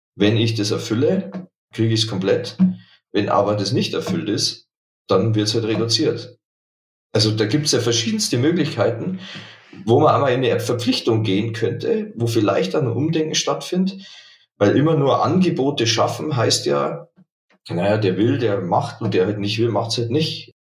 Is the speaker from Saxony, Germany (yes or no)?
no; Dingolfing, Bavaria, Germany; moved away as an adult; now in Munich, Germany; ich komme aus Niederbayern, Dingolfing